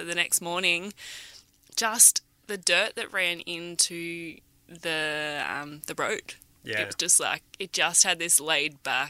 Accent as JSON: {"language": "English", "town": "Noosa", "region": "Queensland", "country": "Australia", "tie": "born or raised there", "moved": "as an adult", "lives_now": "Karratha, Australia", "said": "originally I'm from the Sunny Coast, I'm from Noosa"}